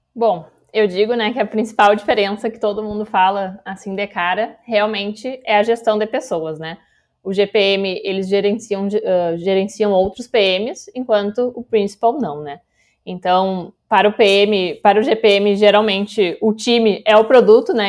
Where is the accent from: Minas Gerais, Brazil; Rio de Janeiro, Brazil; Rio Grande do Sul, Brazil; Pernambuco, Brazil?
Rio Grande do Sul, Brazil; Gaúcha; sou libriana, gaúcha